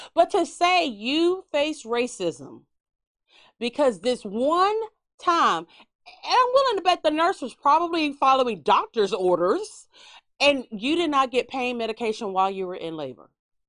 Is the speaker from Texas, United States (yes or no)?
yes; Texas, United States; collection of small towns. We make up Galveston County. We don't tell nobody that. We just tell everybody we're from Houston.